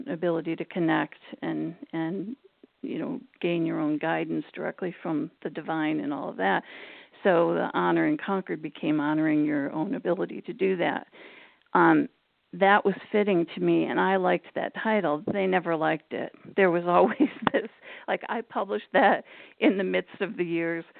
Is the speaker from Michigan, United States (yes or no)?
yes; Michigan, United States; moved away as an adult; also born or lived in Cambridge, Massachusetts; now in Massachusetts, United States; I grew up in Michigan, and I left when I graduated from Michigan State and came out here